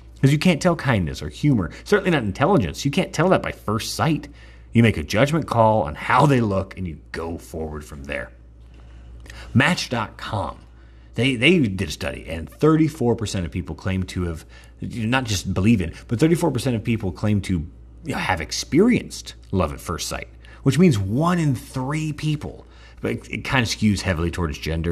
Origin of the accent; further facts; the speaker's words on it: Texas, United States; I'm from Texas